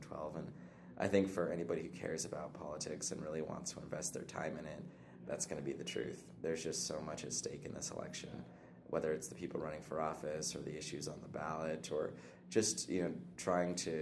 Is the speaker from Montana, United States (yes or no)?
yes; Lolo, Montana, United States; also born or lived in Billings, Montana / Hysham, Montana; we moved over to Lolo, just south of Missoula, and I grew up there for the vast majority of my childhood, going to Lolo Elementary, then Big Sky High School